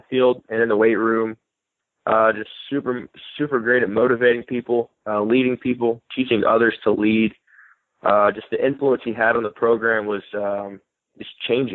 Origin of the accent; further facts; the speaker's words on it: Birmingham, Alabama, United States; moved away as an adult; now in Hattiesburg, United States; against UAB, against my hometown team